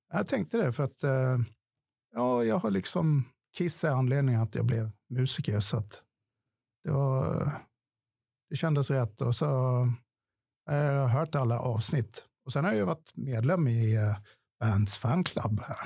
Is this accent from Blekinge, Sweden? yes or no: yes; Ronneby, Blekinge, Sweden; i Ronneby där jag kommer ifrån